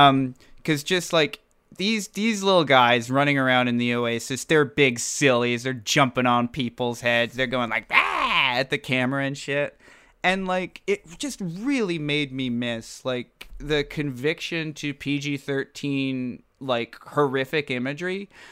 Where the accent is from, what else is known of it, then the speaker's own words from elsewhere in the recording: England, United Kingdom; Do you remember that I'm from England?